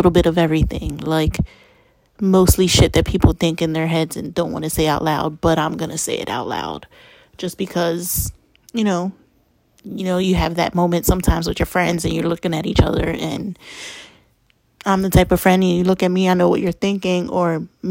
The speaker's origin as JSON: {"language": "English", "town": "Lancaster", "region": "Pennsylvania", "country": "United States", "said": "I am from Lancaster, Pennsylvania"}